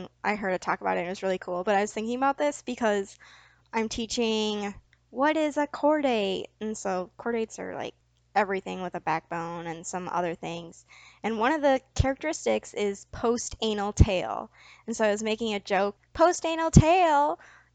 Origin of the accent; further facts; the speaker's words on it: Michigan, United States; I'm from Michigan. We don't have scorpions.